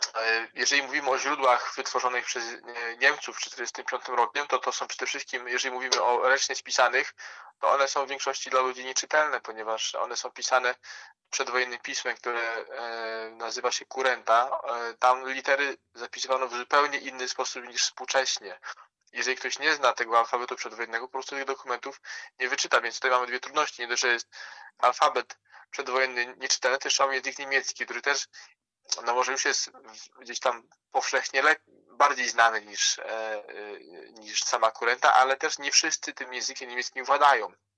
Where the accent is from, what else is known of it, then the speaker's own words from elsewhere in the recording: Boguszów-Gorce, Lower Silesian Voivodeship, Poland; to jest moje rodzinne miasto Boguszów